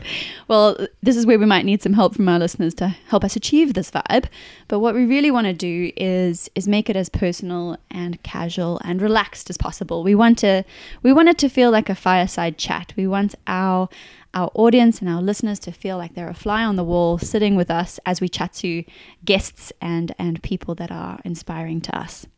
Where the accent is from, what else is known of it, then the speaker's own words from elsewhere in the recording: South Africa; moved away as an adult; also born or lived in New Zealand / United Kingdom; now in Australia; We're originally from South Africa, but we now call Australia home.